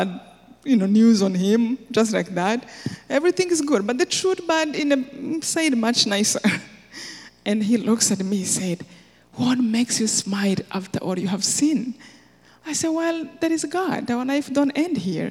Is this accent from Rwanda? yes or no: yes; Rwanda; moved away as an adult; I'm from Rwanda